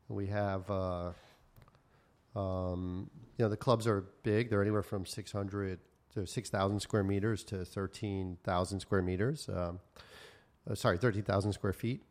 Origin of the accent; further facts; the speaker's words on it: New York, United States; moved away as an adult; also born or lived in Taiwan / Asia; I'm from New York originally, and um, I've kind of had a long involvement in living in Asia. Lived in Asia almost uh, 25 years